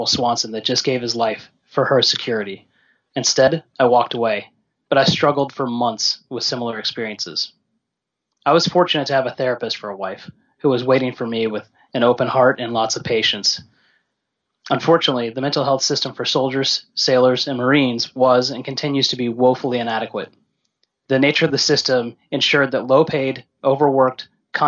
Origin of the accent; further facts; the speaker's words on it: Orlando, Florida, United States; from Orlando, Florida